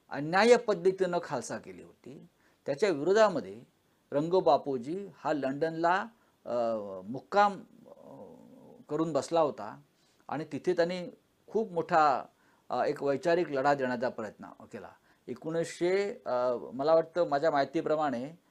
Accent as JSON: {"language": "Marathi", "area": "Marathi", "region": "Maharashtra", "country": "India", "said": "मी मराठी माणूस आहे"}